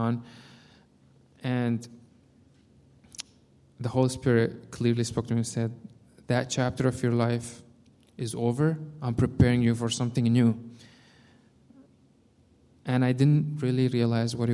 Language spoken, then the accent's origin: English; Syria; English is a second language; moved away as an adult; now in Milwaukee, United States; we're originally from Syria, and we moved to the United States about almost 5 years ago now.